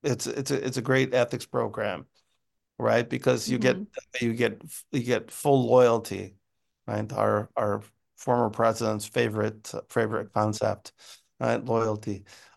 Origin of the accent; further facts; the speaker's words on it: United States; I'm American.